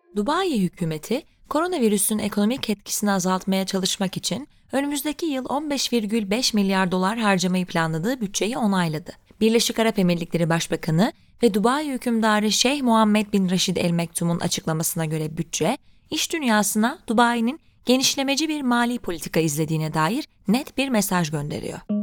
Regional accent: Ankara, Turkey; moved away as an adult; now in Istanbul, Turkey; Bir Ankaralı olarak ailemi ziyarete geldim

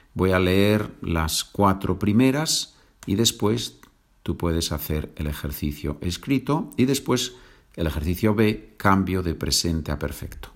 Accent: Asturias, Spain; Asturias es la región en el norte de España donde, donde yo nací

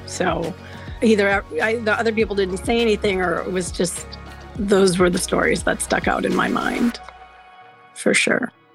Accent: just north of Milwaukee, Wisconsin, United States; So I grew up just north of Milwaukee, the city of Milwaukee, in an area that was rural

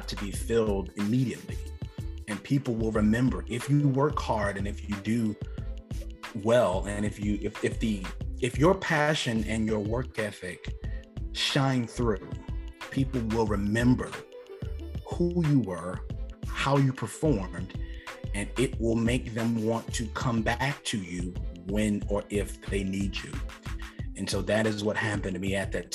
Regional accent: Marlboro County, South Carolina, United States; Marlboro County is a pretty impoverished, for the most part, county. There's not much there. We don't have a Target. We don't have a mall. We have one Walmart in the whole county.

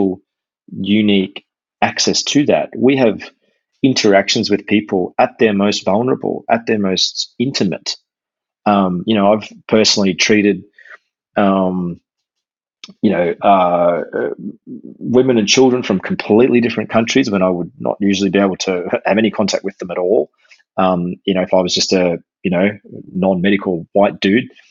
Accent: Australia; first language English; I grew up as a English speaking Aussie, English only speaking Aussie

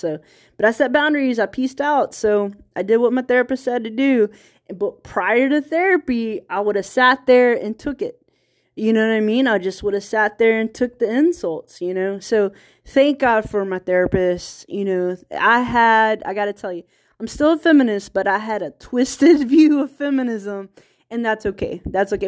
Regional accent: small town Virginia, United States; accent: country accent; moved away; also born or lived in California; I'm from small town Virginia, so there's California English, and then there's Virginia English. And if I'm tired, like, my accent kicks in.

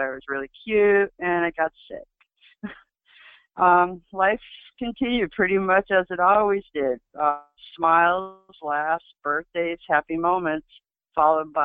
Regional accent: Adirondack Mountains, New York, United States; I was born and raised in the Adirondack Mountains

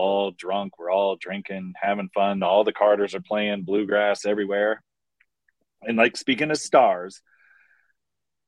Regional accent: Marion, Virginia, United States; moved away; growing up in Marion, I was 30 minutes from Tennessee, 20 minutes from West Virginia, 20 minutes from North Carolina

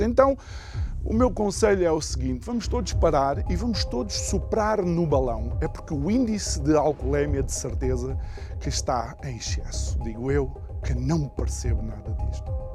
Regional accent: Angola; now in Portugal; eu sou angolano, filho de uma portuguesa, filho de um angolano malangino

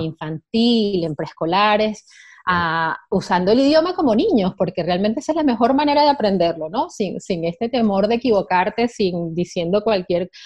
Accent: Venezuela; moved away; Yo soy venezolana de origen

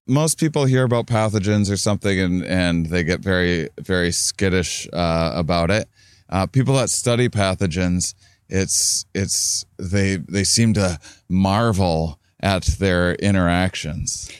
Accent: La Crosse, Wisconsin, United States; my hometown

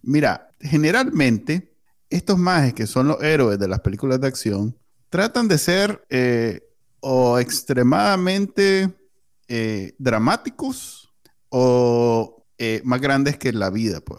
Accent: Nicaragua

